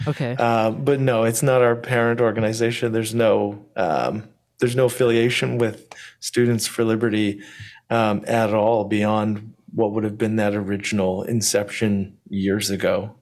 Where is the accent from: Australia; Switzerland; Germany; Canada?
Canada; now in Ontario, Canada; as a Canadian who lives in Ontario